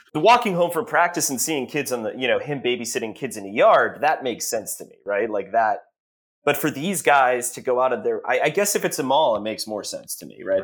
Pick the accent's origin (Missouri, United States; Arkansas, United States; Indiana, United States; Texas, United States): Texas, United States; also born or lived in Massachusetts; when I was eight, I moved from Massachusetts to Texas